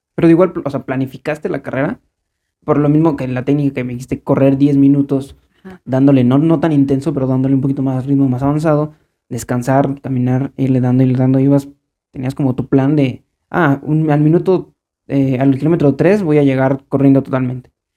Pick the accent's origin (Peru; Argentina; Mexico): Mexico; como buen mexicano